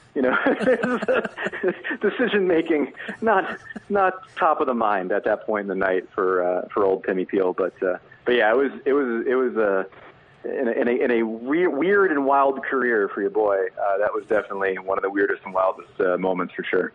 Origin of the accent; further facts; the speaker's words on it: New Jersey, United States; I grew up in New Jersey